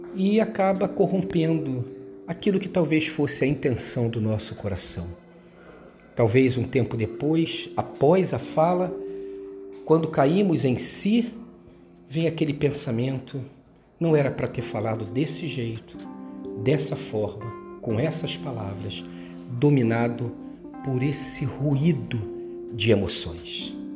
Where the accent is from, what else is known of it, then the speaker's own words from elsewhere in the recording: Rio de Janeiro, Brazil; quando eu era menino lá em Bras de Pina, morava numa rua perto de uma ladeira